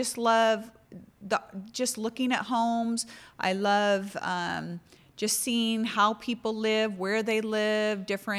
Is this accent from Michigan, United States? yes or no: no; Seattle, Washington, United States; moved away as an adult; also born or lived in Cincinnati, Ohio; now in Newport Beach, United States; I was born and raised in Seattle